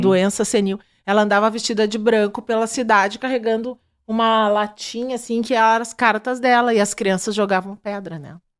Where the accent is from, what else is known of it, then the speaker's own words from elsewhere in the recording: Rio Grande do Sul, Brazil; Eu sou gaúcha